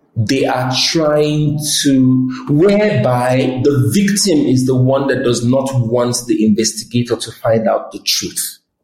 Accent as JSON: {"language": "English", "country": "Nigeria", "said": "I'm Nigerian"}